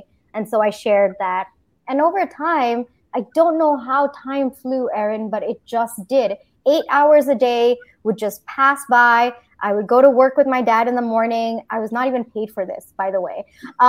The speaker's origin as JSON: {"language": "English", "country": "Singapore", "tie": "born or raised there", "also_born_or_lived": "India", "lives_now": "United States", "said": "So from India, I grew up in Singapore, did my engineering in India, and then I did my MBA in the US."}